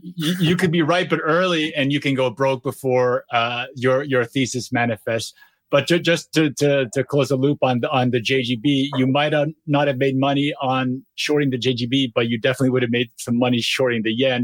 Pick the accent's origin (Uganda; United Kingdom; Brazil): Brazil; moved away; I'm, I'm from Brazil originally